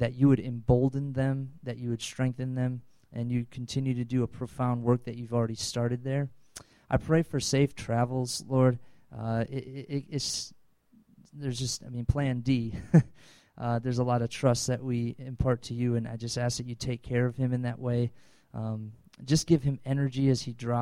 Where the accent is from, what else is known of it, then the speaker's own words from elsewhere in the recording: Wisconsin, United States; I'm from Wisconsin